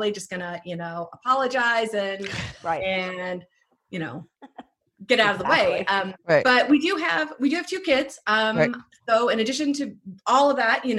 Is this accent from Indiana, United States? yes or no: no; Arizona, United States; now in Colorado, United States; I grew up in Arizona, came from, you know, conservative family